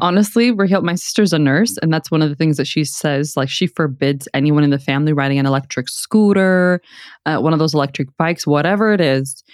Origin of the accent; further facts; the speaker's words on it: Houston, Texas, United States; I grew up on Harwin